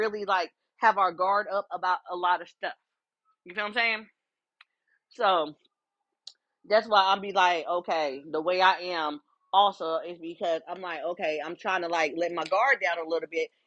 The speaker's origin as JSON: {"language": "English", "town": "Columbus", "region": "Ohio", "country": "United States", "moved": "yes", "said": "also just being from Columbus, Ohio"}